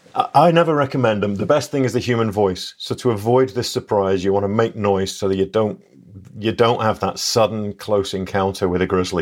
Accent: England, United Kingdom; moved away; I'm English

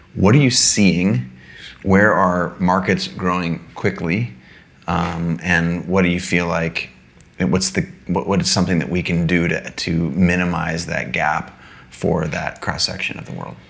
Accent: United States; I was born in the United States of America.

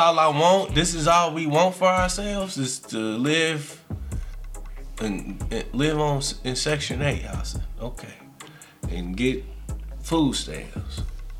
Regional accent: Indianapolis, Indiana, United States; I grew up in Pike Township.

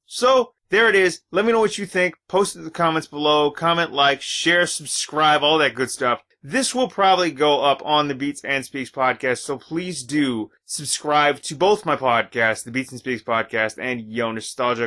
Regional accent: Canada; I'm Canadian

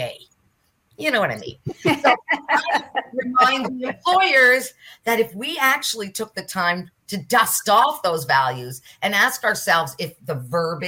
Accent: Nova Scotia, Canada; I'm from Nova Scotia.

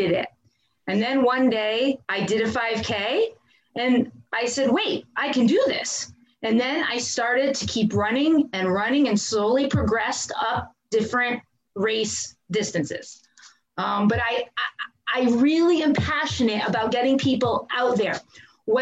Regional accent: Branford, Connecticut, United States; also born or lived in Northford, Connecticut; I grew up in Branford, Connecticut.

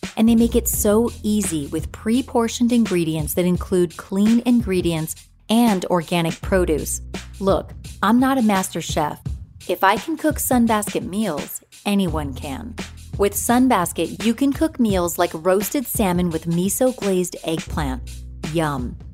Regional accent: Inland Empire, Southern California, United States; I'm from the Inland Empire area in Southern California

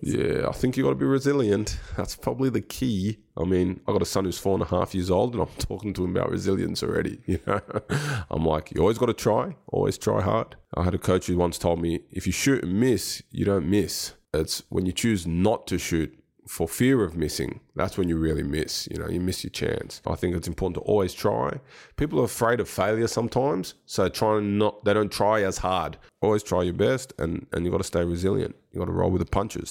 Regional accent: Sydney, New South Wales, Australia; now in Adelaide, Australia; I grew up in Sydney, which is also a great place

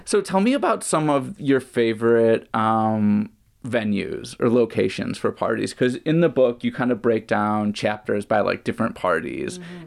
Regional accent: Chicago, Illinois, United States; moved away as an adult; now in Bay Area, United States; I grew up raving in the Chicago area. Mm. That's where I grew up. I didn't move to the Bay Area until the early 2000s.

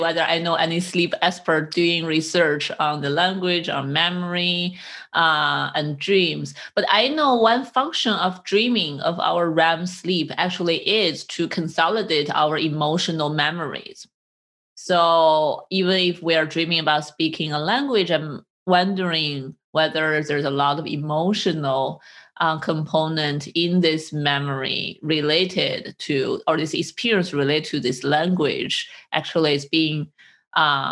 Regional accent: China; English is a second language; moved away; also born or lived in United States; I learned English since I was in elementary school in China

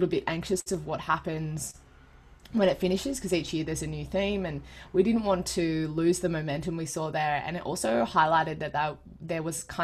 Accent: Sydney, New South Wales, Australia; I am a proud Gamilaroi Dungari girl who was born and raised in the Sutherland Shire on Darawal country south of Sydney

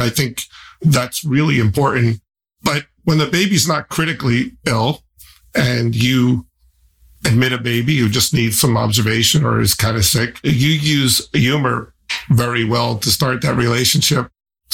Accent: New Jersey, United States; now in Central Florida, United States; I'm from New Jersey.

